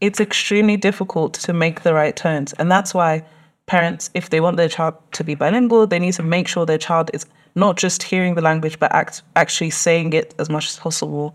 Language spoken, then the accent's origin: English; London, United Kingdom; I was born and raised in London. Um, literally spent most of my life in Tottenham